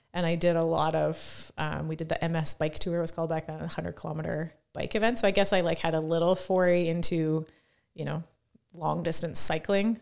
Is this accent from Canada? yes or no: yes; Saskatoon, Saskatchewan, Canada; I grew up about two hundred meters from where we are right now.